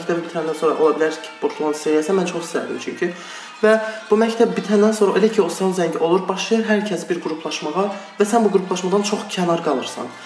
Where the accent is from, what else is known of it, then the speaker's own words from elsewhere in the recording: Iran; moved away; Mən dediyim kimi İranında böyümüşəm. Yəni Aha. təhsilim orada oldu, orta təhsilim.